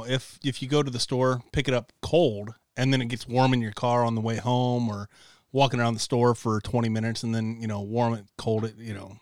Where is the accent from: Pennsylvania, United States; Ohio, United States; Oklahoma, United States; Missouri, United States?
Ohio, United States; Paulding County; I grew up in Paulding County. It's a shit little place.